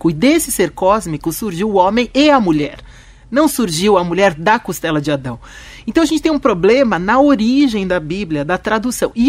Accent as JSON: {"language": "Portuguese", "country": "Turkey", "said": "às vezes eu acho que o árabe tá parando o ônibus mais pra frente só porque eu sou eu sou é, turca"}